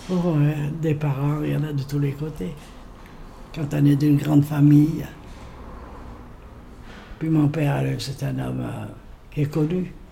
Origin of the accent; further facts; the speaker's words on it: Saint-Étienne, Auvergne-Rhône-Alpes, France; Et voilà, alors moi je suis Stéphanoise de nouveau.